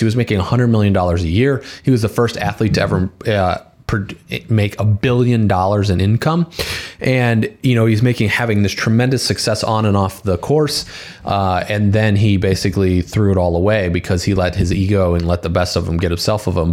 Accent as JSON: {"language": "English", "town": "Valparaiso", "region": "Indiana", "country": "United States", "tie": "born or raised there", "said": "We went to high school together and we grew up together in Valpo"}